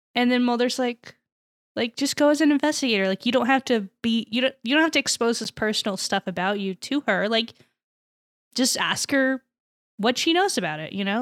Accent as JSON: {"language": "English", "country": "United States", "said": "as an American"}